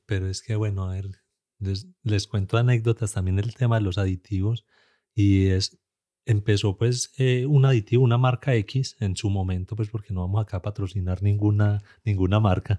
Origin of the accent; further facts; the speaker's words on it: Antioquia, Colombia; accent: paisa; como buen colombiano y como buen paisa